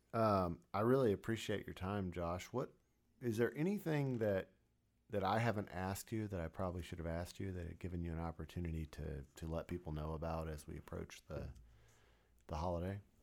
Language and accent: English; Florida, United States; moved away; growing up on the East Coast, you know, in Florida